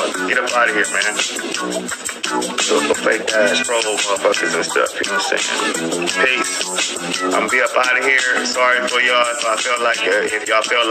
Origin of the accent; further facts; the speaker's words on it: Los Angeles, California, United States; I'm from Florence to Normandy